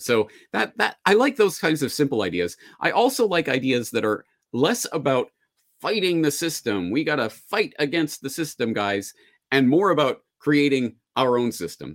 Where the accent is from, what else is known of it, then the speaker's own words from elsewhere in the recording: Calgary, Alberta, Canada; now in Japan; my hometown of Calgary